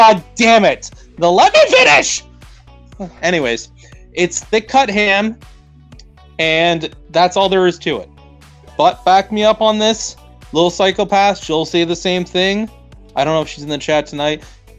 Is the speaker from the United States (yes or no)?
no; Canada; because I'm a Canadian. I'm a fucking Canadian, and I'm going to say what I think.